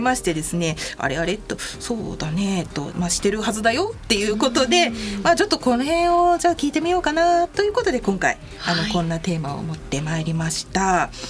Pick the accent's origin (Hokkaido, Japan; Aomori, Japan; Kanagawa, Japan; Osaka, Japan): Hokkaido, Japan; moved away; 私の、ね、地元の北海道